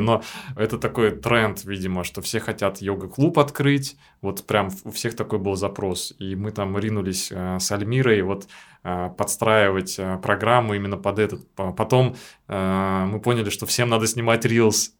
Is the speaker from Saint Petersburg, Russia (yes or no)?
yes; Saint Petersburg, Russia; я никогда так долго из Питера не уезжал. Я тоже родился в Питере